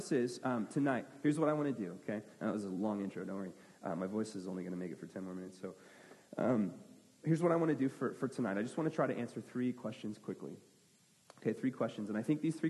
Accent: United States; I'm an American

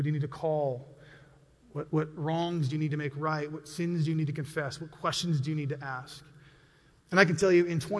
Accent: United States; I'm an American

